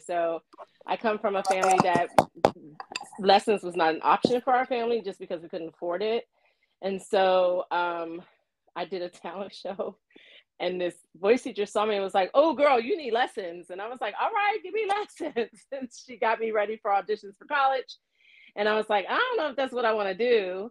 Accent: Alexandria, Virginia, United States; I'm from Alexandria, Virginia. I went to school in Fairfax County. I grew up in Northern Virginia.

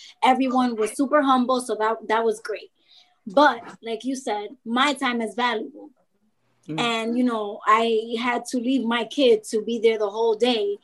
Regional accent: New York City, New York, United States; I'm from Dykeman

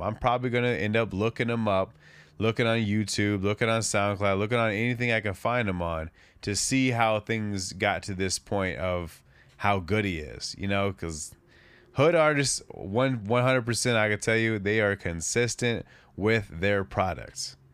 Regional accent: West Coast, United States; I'm from the West Coast

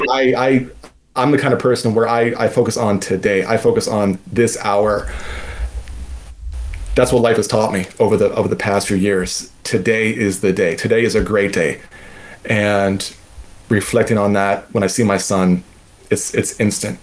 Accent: Southern Maryland, United States; I'm from Southern Maryland. We don't have elevation

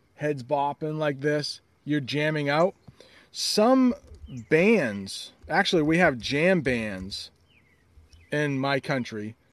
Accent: United States; as an American

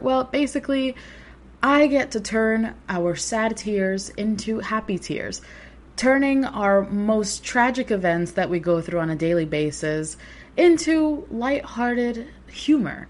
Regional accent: New York City, New York, United States; born and raised in New York City

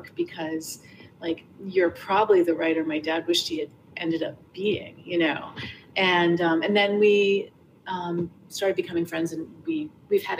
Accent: New York City, New York, United States; moved away as an adult; now in Rhode Island, United States; I grew up in Hell's Kitchen, then I moved down to the West Village when I was three. And then we kind of bopped around between the West Village and the East Village for my whole life

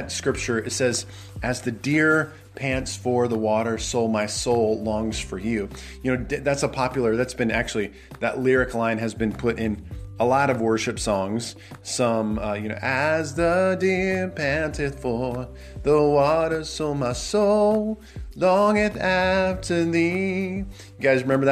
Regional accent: Nebraska, United States; I'm from Nebraska

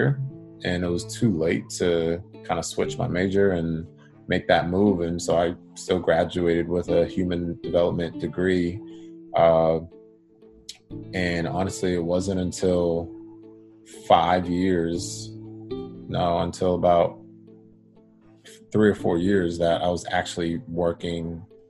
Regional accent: Boston, Massachusetts, United States; moved away as an adult; now in Los Angeles, United States; born and raised in Boston. My family is from Jamaica, first generation. And I live in LA now

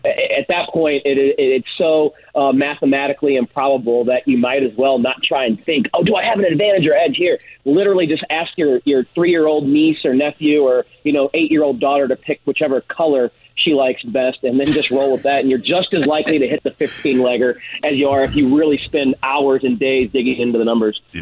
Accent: St. Louis, Missouri, United States; now in Las Vegas, United States; very happy and excited to be on in my hometown

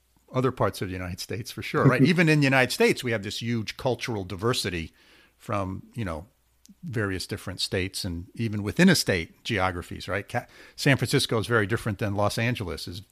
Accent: Hungary; I was born in Hungary

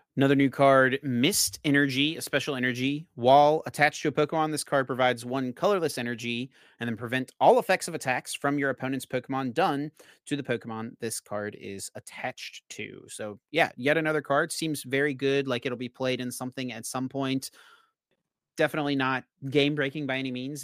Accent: Asheboro, North Carolina, United States; North Carolina Zoo is excellent. Um, it's in my hometown as well

